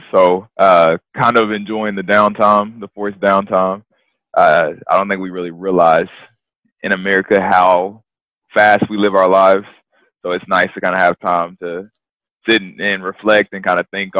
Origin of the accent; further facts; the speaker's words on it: College Station, Texas, United States; also born or lived in Waco, Texas; So from College Station, Texas. If you don't know where that is, Texas A&M. That's my hometown. Born and raised there